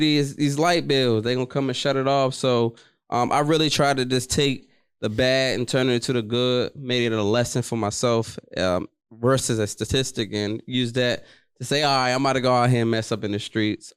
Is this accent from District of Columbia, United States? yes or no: yes; Washington, District of Columbia, United States; I'm from Washington, D C, born and raised